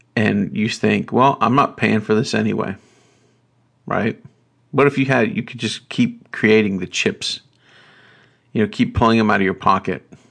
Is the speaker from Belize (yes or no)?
no; North Carolina, United States; I grew up in North Carolina